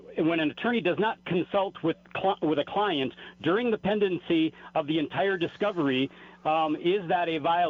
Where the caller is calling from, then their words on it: New Mexico, United States; in New Mexico